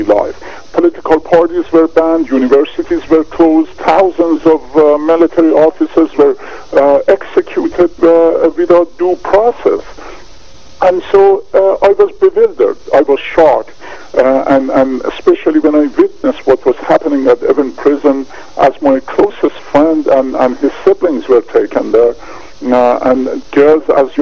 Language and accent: English; Tehran, Tehran Province, Iran; moved away as an adult; now in United States; I was born and raised in Tehran, Iran, during the Shah's era